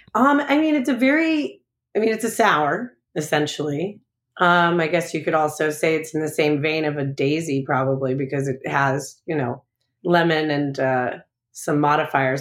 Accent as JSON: {"language": "English", "area": "Long Island", "region": "New York", "country": "United States", "also_born_or_lived": "Chicago", "moved": "yes", "lives_now": "St. Louis, United States", "said": "I'm originally from Long Island. I'm originally from New York."}